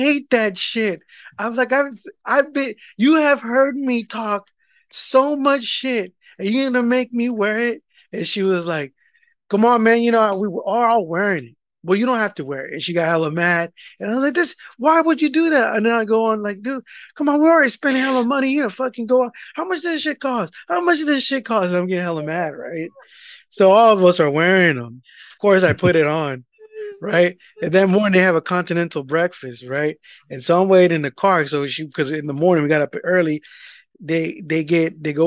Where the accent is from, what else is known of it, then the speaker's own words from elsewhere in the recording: East Bay, California, United States; we're from the East Bay